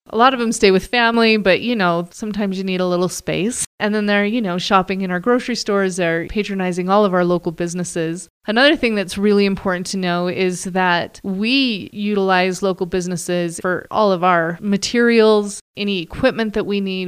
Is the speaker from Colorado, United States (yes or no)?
yes; Bountiful area, San Luis Valley, Colorado, United States; I am from Bountiful area. I grew up on a ranch here